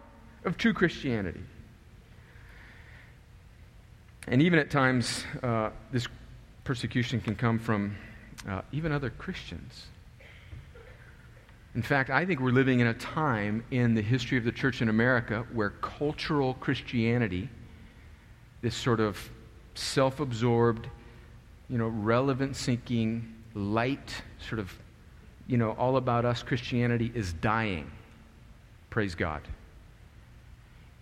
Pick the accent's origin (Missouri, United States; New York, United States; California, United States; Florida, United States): California, United States; El Centro; moved away; El Centro, California, where I grew up